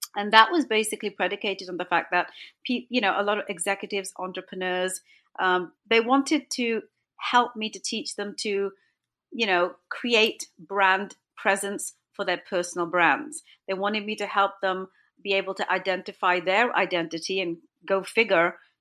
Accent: England, United Kingdom; moved away; also born or lived in Toronto, Canada; My parents are from India. I was born and brought up in England.

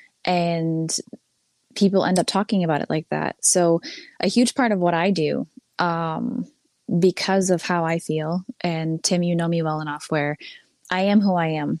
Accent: Massachusetts, United States; my hometown, the year I was born

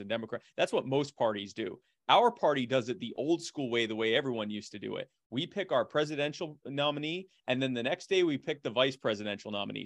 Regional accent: Myrtle Beach, South Carolina, United States; also born or lived in Baltimore, Maryland; I was born in Baltimore, but we moved to Myrtle Beach when I was a kid

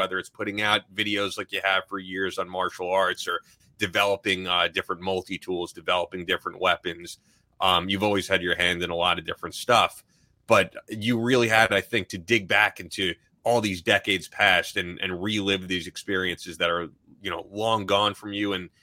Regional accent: New York, United States; I'm not from Georgia. I'm from New York

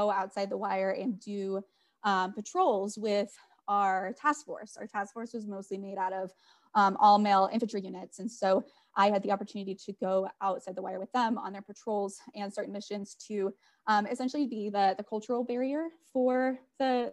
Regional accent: North Dakota, United States; I am from North Dakota.

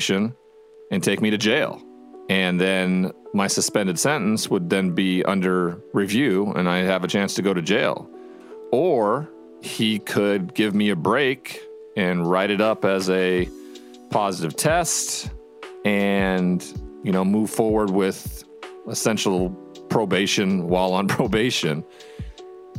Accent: Montana, United States; my home state of Montana

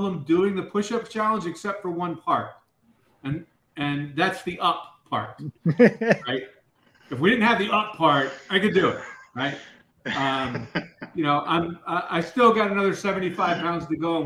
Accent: Tampa, Florida, United States; moved away as an adult; now in Dallas, United States; I grew up in the Tampa Bay area

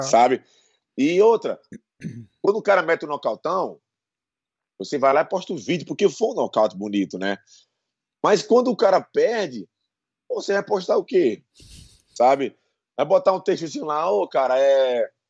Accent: Brazil; also born or lived in São Paulo, Brazil / Bahia, Brazil / Paraíba, Brazil; eu nasci em São Paulo, né? Uhum. Mas eu fui embora muito, muito novo. Eu fui embora com sete anos para Bahia, da Bahia Paraíba, né? Passei 25, 22, 23 anos

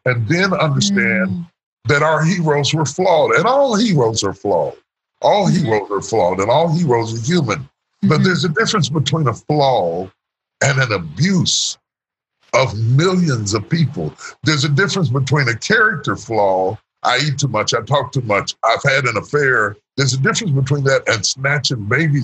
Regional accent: West Virginia, United States; I grew up in West Virginia

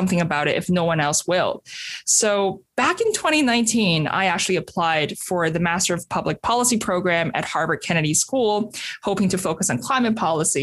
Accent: Beijing, China; I was born in 1993 in Beijing, the bustling capital city of China. And I actually grew up during a period of rapid urbanization

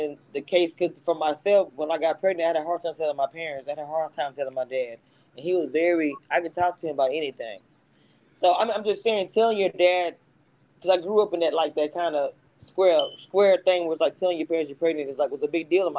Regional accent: the South, United States; I'm from the South

